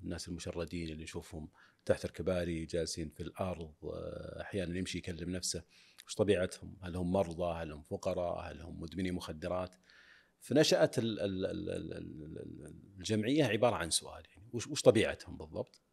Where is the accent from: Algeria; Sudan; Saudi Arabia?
Saudi Arabia; عندنا في السعوديه